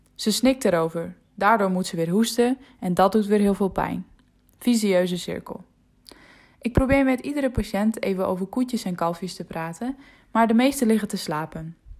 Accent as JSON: {"language": "Dutch", "region": "Friesland", "country": "Netherlands", "first_language": "West Frisian", "second_language": "Dutch", "said": "in mijn moedertaal"}